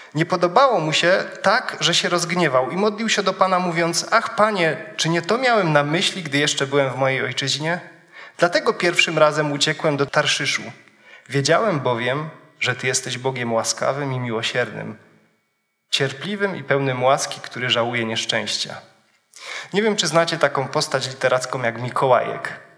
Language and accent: Polish; Wisła, Silesian Voivodeship, Poland; moved away; przywiązany do miejsca, z którego pochodzę. Pochodzę z Wisły.